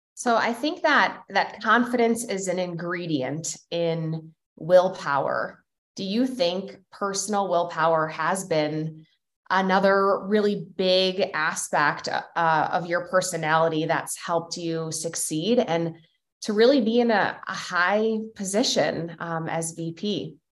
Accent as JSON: {"language": "English", "region": "Midwest", "country": "United States", "tie": "born or raised there", "said": "growing up in the Midwest"}